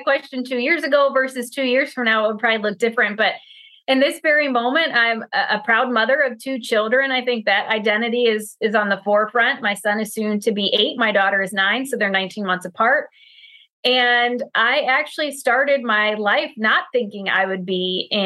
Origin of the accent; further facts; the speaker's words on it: Pennsylvania, United States; I'm from Pennsylvania.